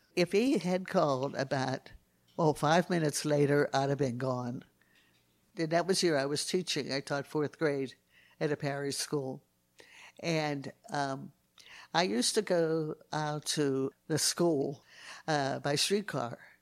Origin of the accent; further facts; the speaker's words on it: Pittsburgh, Pennsylvania, United States; moved away as an adult; also born or lived in Somerset, Texas; I'm from Pittsburgh, Pennsylvania. And I grew up in a normal Catholic family.